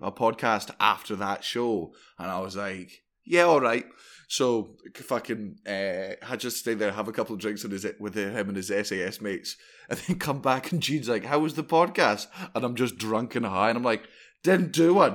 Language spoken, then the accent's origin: English; Fife, Scotland, United Kingdom; I grew up in Fife